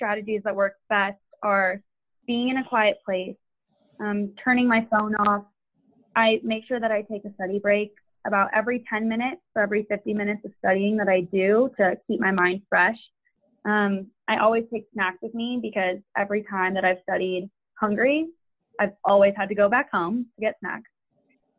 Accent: Denver, Colorado, United States; moved away as an adult; now in Waco, United States; I am originally from Denver, Colorado.

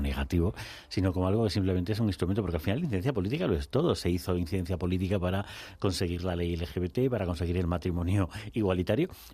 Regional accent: Extremadura, Spain; uno como extremeño

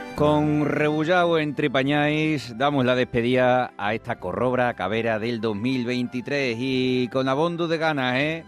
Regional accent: Extremadura, Spain; como buenos extremeños

